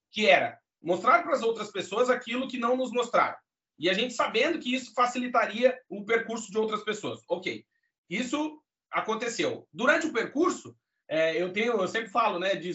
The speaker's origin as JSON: {"language": "Portuguese", "town": "Alegrete", "region": "Rio Grande do Sul", "country": "Brazil", "tie": "born there", "said": "eu sou gaúcho do Alegrete, cara. Eu nasci lá, Deus é meu amigo, eu não nasci argentino por 100 quilômetros. E eu nasci na fronteira, lá oeste do Rio Grande do Sul"}